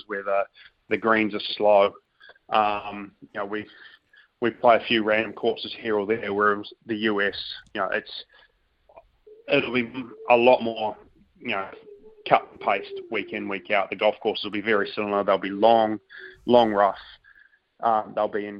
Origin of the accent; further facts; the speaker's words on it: New Zealand; growing up in New Zealand and playing a bunch of golf in Australia early on